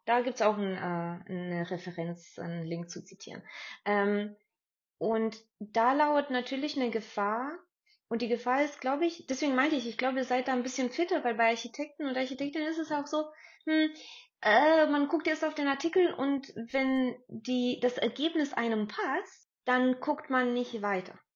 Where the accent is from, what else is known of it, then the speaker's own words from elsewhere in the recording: Stuttgart, Baden-Württemberg, Germany; ich bin ja so aufgewachsen in Stuttgart